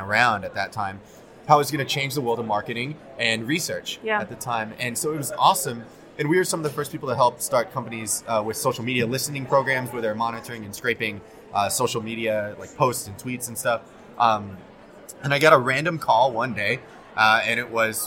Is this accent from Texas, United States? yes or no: yes; Arlington, Texas, United States; also born or lived in South Korea; now in New York, United States; I was born in South Korea. I lived there all of my first 4 months. Got my first passport when I was 4 months old. And I was adopted at birth, grew up in Arlington, Texas.